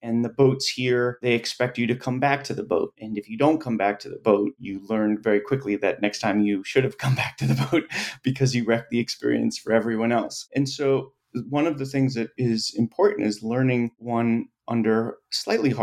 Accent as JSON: {"language": "English", "town": "Boston", "region": "Massachusetts", "country": "United States", "tie": "born or raised there", "said": "growing up in Boston"}